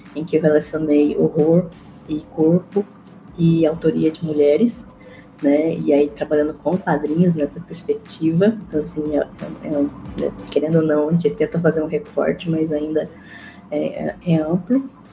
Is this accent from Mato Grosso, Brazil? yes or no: yes; Mato Grosso, Brazil; eu sou de Mato Grosso